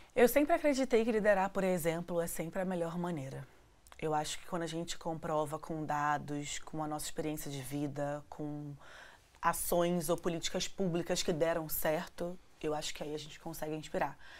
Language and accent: Portuguese; Rio de Janeiro, Brazil; vindo da favela da Maré